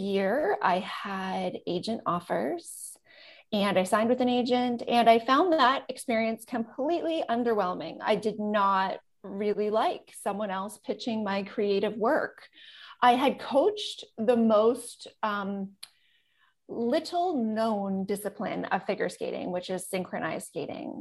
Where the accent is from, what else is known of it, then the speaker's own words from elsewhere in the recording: Manitoba, Canada; I grew up in central Canada, Manitoba, super small town